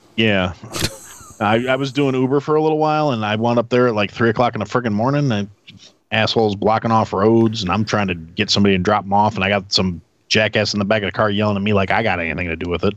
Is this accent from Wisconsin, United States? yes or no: yes; Wisconsin, United States; now in Illinois, United States; I'm from Wisconsin